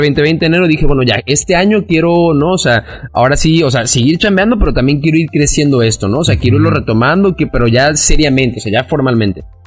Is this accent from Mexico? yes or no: yes; Cancún, Quintana Roo, Mexico; soy de Cancún, aquí he vivido y aquí crecí toda mi vida